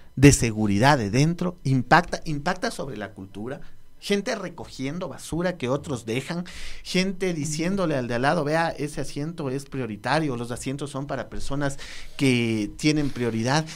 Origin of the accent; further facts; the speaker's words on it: Quito, Pichincha, Ecuador; somos los mismos quiteños